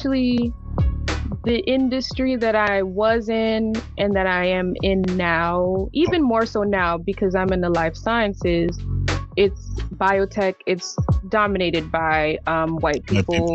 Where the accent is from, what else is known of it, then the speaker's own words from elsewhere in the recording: New York City, New York, United States; also born or lived in Massachusetts; I was born in Massachusetts, but I'm from Brooklyn